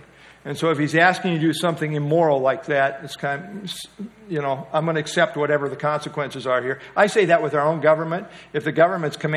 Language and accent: English; United States; as American Christians